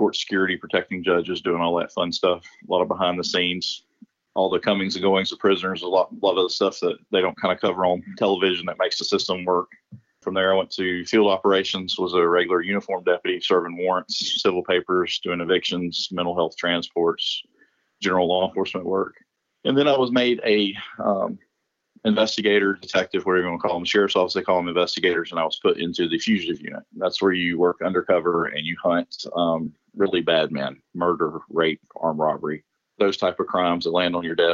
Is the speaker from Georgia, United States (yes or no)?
yes; Valdosta, Georgia, United States; also born or lived in Clinch County, Georgia; now in Cobb County, United States; I grew up in the Valdosta area in Valdosta, and I was about 13 or 14. I moved to Clinch County, Georgia